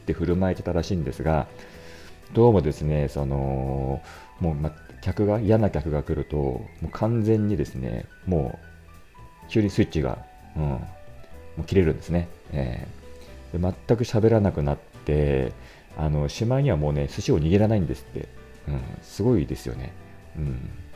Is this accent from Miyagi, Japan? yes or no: no; Otsuka, Tokyo, Japan; 私の実家は大塚なんですが